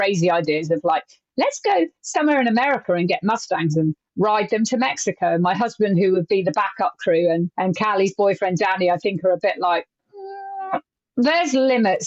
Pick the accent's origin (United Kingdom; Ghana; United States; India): United Kingdom; England; my home country